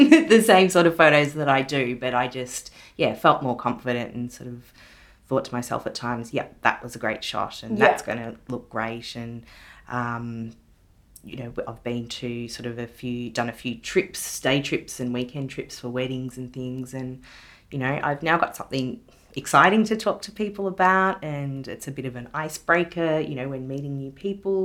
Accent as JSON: {"language": "English", "town": "Ballarat", "region": "Victoria", "country": "Australia", "tie": "born or raised there", "moved": "yes", "said": "my hometown of Ballarat"}